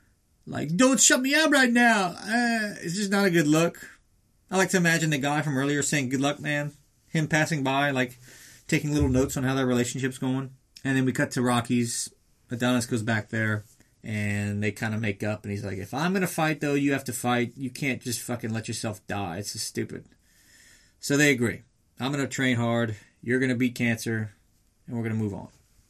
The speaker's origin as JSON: {"language": "English", "town": "Liverpool", "region": "North West England", "country": "United Kingdom", "said": "So, we got to the press conference in Liverpool. Yes, we are from Liverpool."}